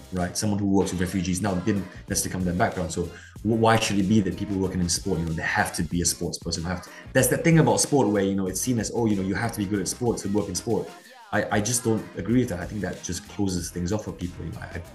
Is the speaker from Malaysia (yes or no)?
yes; Kuching, Sarawak, Malaysia; I come from a place, I wanted to say a little place. It's not so little anymore. It's quite a sort of a growing city now. I think of around 500,000, 600,000. A place called Kuching in the state of Sarawak.